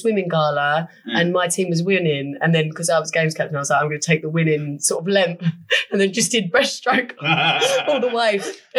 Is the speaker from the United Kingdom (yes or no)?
yes; Bexleyheath, London, United Kingdom; Bexley Heath in Kent.